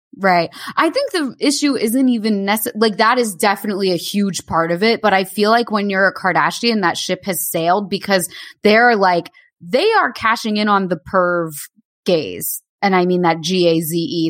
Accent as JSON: {"language": "English", "town": "Bay Head", "region": "New Jersey", "country": "United States", "also_born_or_lived": "New York", "said": "I was Bayhead"}